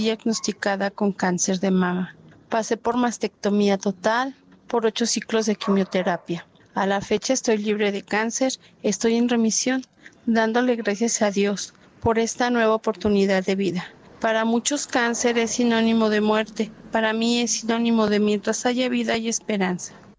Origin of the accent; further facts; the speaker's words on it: León, Guanajuato, Mexico; originaria de León, Guanajuato